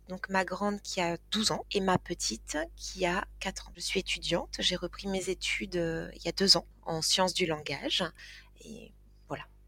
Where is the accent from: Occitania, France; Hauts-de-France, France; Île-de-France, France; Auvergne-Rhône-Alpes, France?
Occitania, France; Toulouse; now in Tarn-et-Garonne, France; je suis euh, née à Toulouse, euh, j'ai grandi à Toulouse